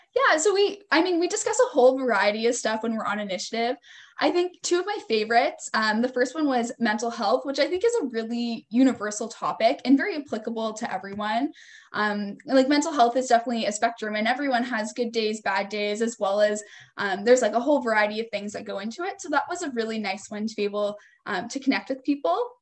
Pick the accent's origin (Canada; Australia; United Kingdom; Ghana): Canada; a little town just north of Toronto, near Aurora, Ontario; also born or lived in Kingston, Ontario; I'm from a little town um, just north of Toronto, um, kind of close to where Aurora is